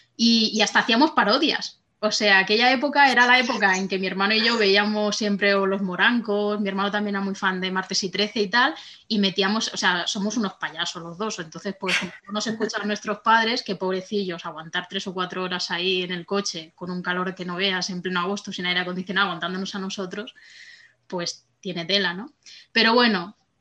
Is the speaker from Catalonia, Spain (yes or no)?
yes; Barcelona, Catalonia, Spain; moved away as an adult; now in France; me había mudado a Francia, yo soy de Barcelona